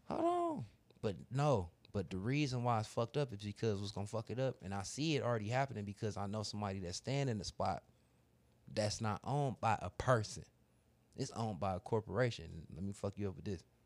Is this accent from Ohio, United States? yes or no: yes; Cleveland, Ohio, United States; I'm from Cleveland